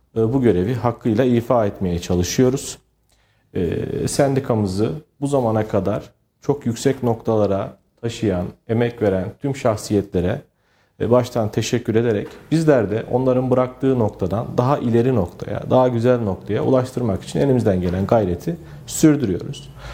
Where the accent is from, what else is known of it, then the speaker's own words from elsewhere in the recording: Bünyan, Kayseri Province, Turkey; also born or lived in Istanbul; 1986 ee, Kayseri Bünyan Karacaören doğumluyum. Ee, ilk orta ve lise öğrenimimi e, Kayseri'de e, almış bulunmaktayım.